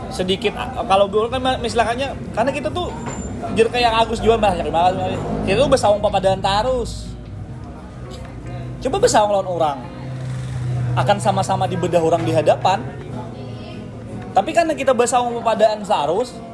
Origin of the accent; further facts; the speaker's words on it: South Kalimantan, Indonesia; Kita ini kan orang Banjar ini kan selalu identiknya kan kayak itulah Banjar gitu